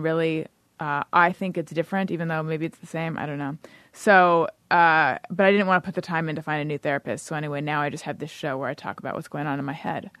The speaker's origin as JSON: {"language": "English", "region": "California", "country": "United States", "also_born_or_lived": "New York", "moved": "as an adult", "said": "I'm from California originally."}